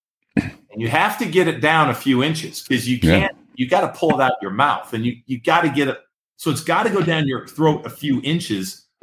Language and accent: English; up near San Francisco, California, United States; I'm from California, up near San Francisco.